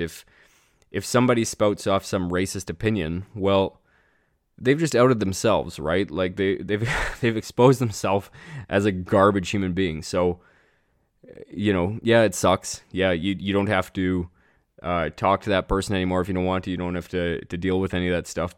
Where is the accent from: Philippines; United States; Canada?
Canada; as a Canadian